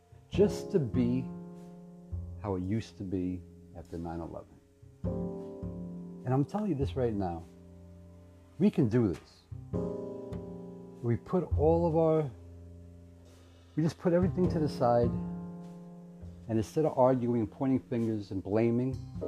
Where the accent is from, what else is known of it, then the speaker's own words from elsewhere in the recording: New York City, New York, United States; I'm proud to be a New Yorker